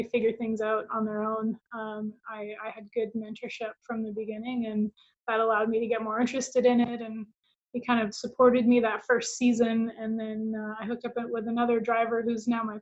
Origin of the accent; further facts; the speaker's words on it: Calgary, Alberta, Canada; I'm in Calgary, Canada, so that's my hometown